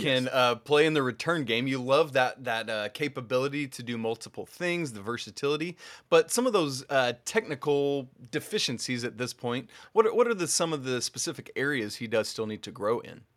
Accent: Georgia, United States; my home state of Georgia

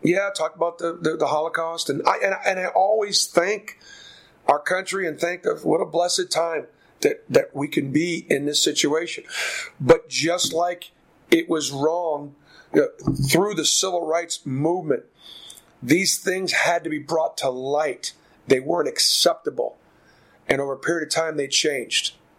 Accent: Boston, Massachusetts, United States; now in Auburn, United States; I grew up in Boston

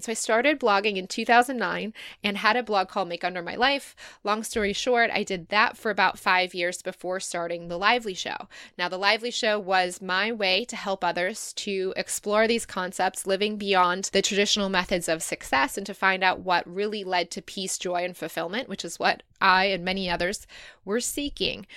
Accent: Michigan, United States; moved away as an adult; also born or lived in Dayton, Ohio / Chicago; now in Sydney, Australia; I was born in Dayton, Kettering, kind of Dayton, Ohio, and then moved to Michigan, grew up there in the U S

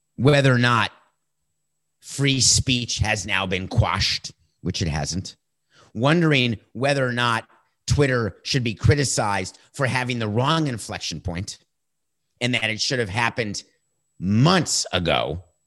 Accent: United States; I am committed as an American

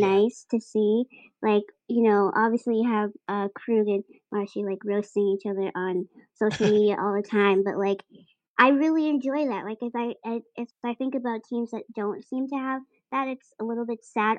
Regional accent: Boston, Massachusetts, United States; a New England sports fan growing up in Dorchester

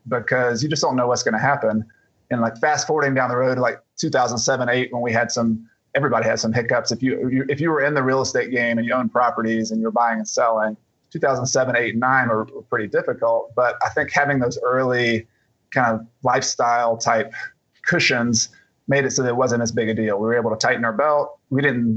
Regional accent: Atlanta, Georgia, United States; now in South Carolina, United States; I was originally from Atlanta to Georgia, and I moved to South Carolina.

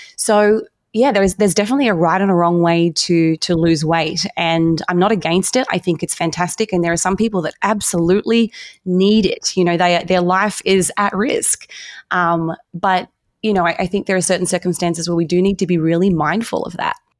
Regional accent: Australia; moved away as an adult; now in United States; I grew up in Australia

